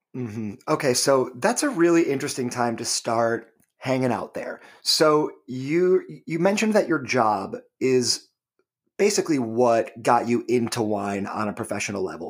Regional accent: Michigan, United States; now in Hudson Valley, United States; Michigan, my home state

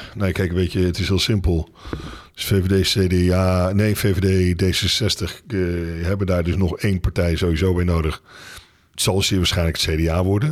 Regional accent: Netherlands; als Nederlanders

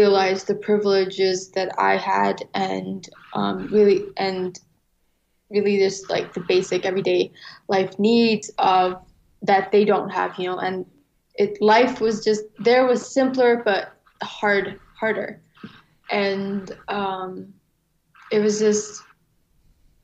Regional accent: St. Paul, Minnesota, United States; also born or lived in Tham Hin refugee camp, Ratchaburi, Thailand / Bangkok, Thailand; my family moved to Bangkok and applied to the UNHCR to be able to, you know, move to the United States. And so my parents found jobs working there, and we lived a year in Bangkok. And then ultimately we moved to St. Paul in 2001 February

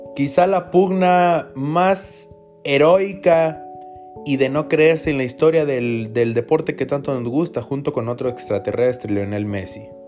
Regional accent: Mexico; nosotros como mexicanos

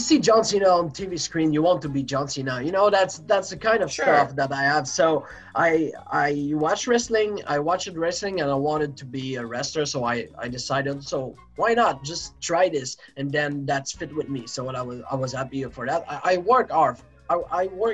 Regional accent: Quebec, Canada; also born or lived in Saguenay; I grew up in Quebec, Canada, in a farm.

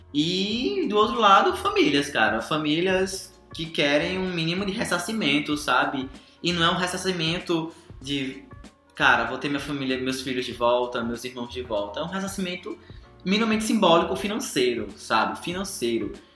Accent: Brazil; nós brasileiros

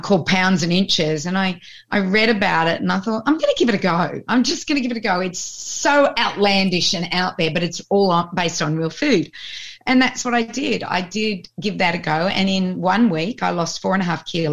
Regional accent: Australia; also born or lived in Colorado; I was born in Australia 16 months after Lisa

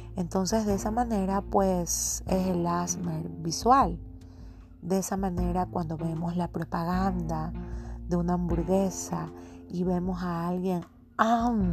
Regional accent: Guayaquil, Guayas, Ecuador; soy de Guayaquil, Ecuador

